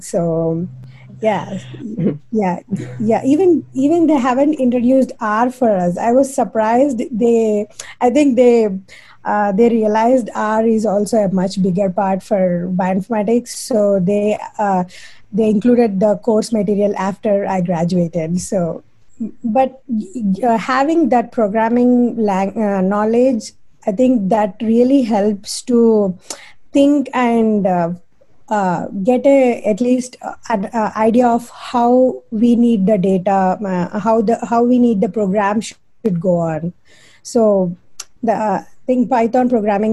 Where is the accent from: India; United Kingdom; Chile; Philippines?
India; moved away as an adult; now in Chapel Hill, United States; being an Indian